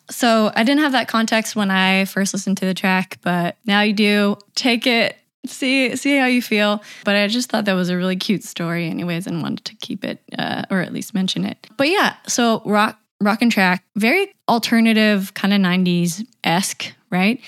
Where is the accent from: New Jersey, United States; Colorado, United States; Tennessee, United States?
Tennessee, United States; Knoxville; my hometown of Knoxville, Tennessee